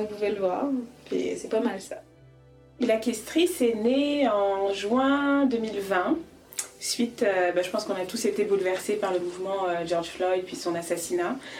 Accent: Paris, Île-de-France, France; accent: French; moved away as an adult; also born or lived in Dakar, Senegal; now in Quebec, Canada; J'ai un bel accent français parce que je suis née à Paris, mais je suis d'origine sénégalaise et malienne

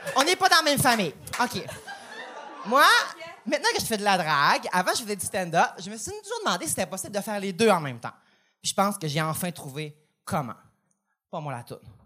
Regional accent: Quebec, Canada; je viens du lac Saint-Jean

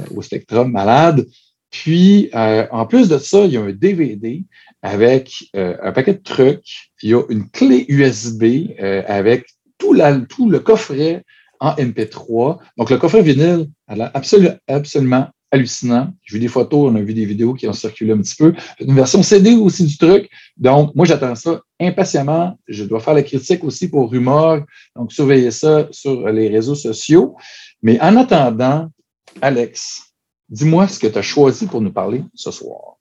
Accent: Chicoutimi, Quebec, Canada; Moi, je viens de Chicoutimi

